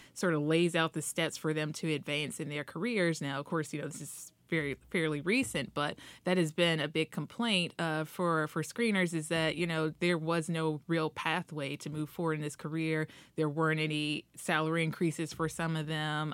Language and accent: English; Dayton, Ohio, United States; now in Washington, D.C., United States; my mom out in Ohio, I'm from Dayton, Ohio